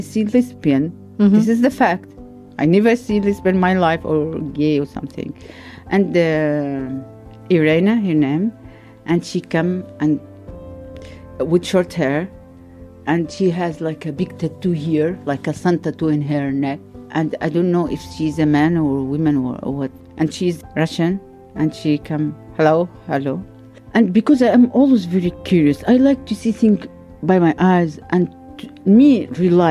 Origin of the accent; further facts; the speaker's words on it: Gaza Strip, Palestine; moved away as an adult; now in Luxembourg; I'm from Palestine. I'm from Gaza Strip even, not from Palestine just